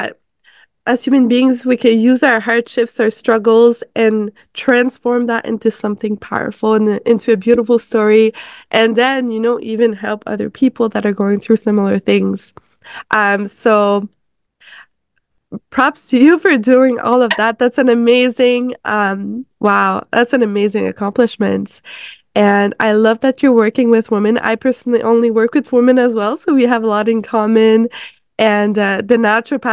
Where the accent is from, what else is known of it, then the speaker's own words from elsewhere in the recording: Canada; I'm from Canada